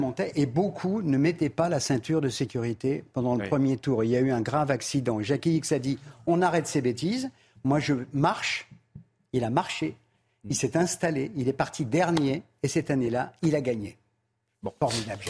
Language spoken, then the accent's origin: French; Paris, Île-de-France, France; je suis né à Belleville